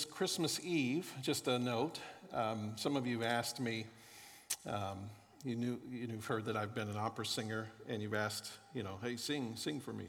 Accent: Florida, United States; moved away; also born or lived in Kansas City; I grew up in Florida

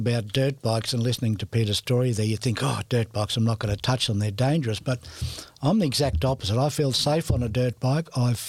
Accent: Cairns, Queensland, Australia; So I'm born and bred in Cairns and I've got three generations in the cemetery.

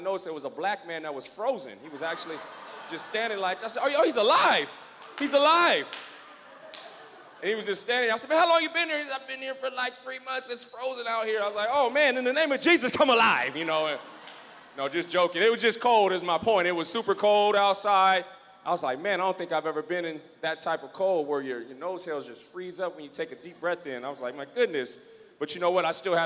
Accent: San Diego, California, United States; I grew up in San Diego, California.

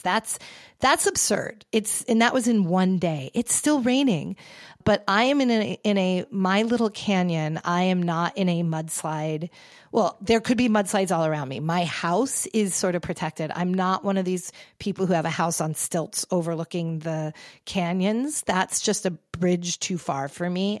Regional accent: New York, United States; now in Los Angeles, United States; as a New Yorker

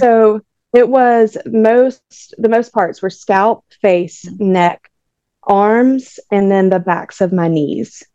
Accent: Jefferson, Georgia, United States; I'm from Jefferson, Georgia

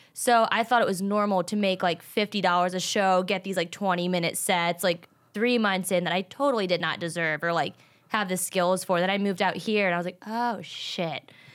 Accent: Richmond, Virginia, United States; moved away as an adult; also born or lived in Atlanta, Georgia / South Carolina; now in Los Angeles, United States; I'm from Richmond, Virginia

